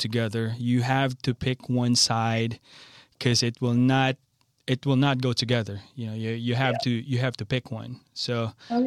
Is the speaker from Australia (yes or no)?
no; Philippines; now in Rosedale, United States; I'm a Filipino